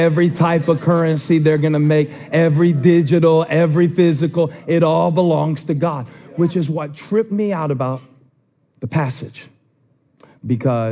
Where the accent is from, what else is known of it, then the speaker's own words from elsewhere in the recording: Moncks Corner, South Carolina, United States; I grew up in Monk's Corner United Methodist Church